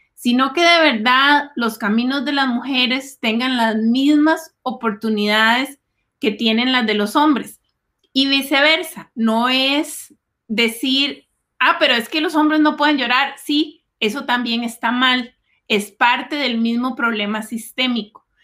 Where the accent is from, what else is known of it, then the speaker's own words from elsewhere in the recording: Costa Rica; now in Silicon Valley, United States; medio del campo en Costa Rica